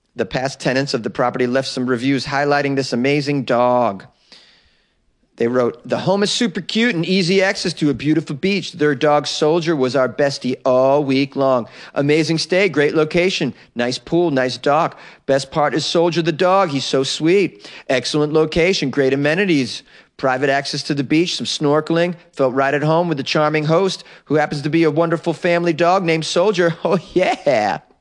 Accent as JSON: {"language": "English", "region": "Massachusetts", "country": "United States", "said": "I am a Mass Hall, I'm from Mass"}